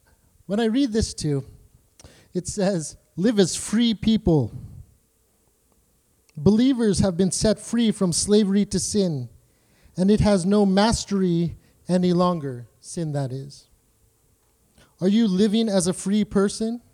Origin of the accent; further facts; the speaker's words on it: Canada; I'm a Canadian